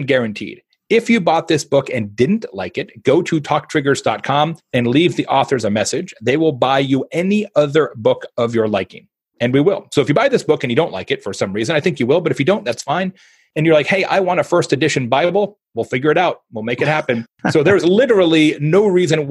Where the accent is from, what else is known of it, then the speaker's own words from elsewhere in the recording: Phoenix, Arizona, United States; I'm from Phoenix